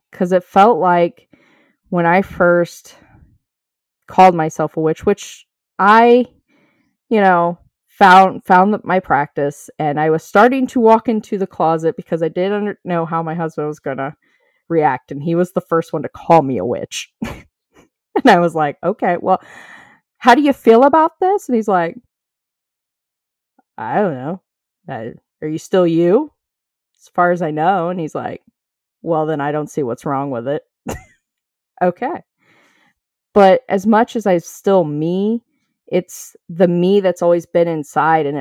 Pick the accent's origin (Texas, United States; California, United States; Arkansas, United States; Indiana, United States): Indiana, United States; now in Ohio, United States; I didn't grow up in Ohio. I live in Ohio and I came from Indiana